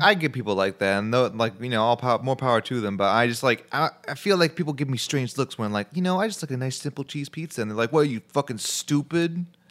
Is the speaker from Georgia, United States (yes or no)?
no; Chicago, Illinois, United States; I'm from Chicago